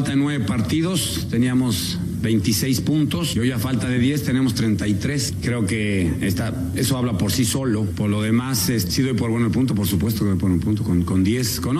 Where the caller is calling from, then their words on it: Mexico City, Mexico; de la Anzures en la Ciudad de México